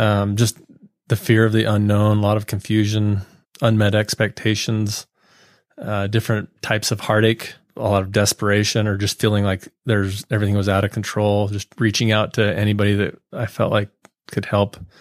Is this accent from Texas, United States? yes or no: no; Utah, United States; I grew up here in Utah County, born and raised, lived here my whole life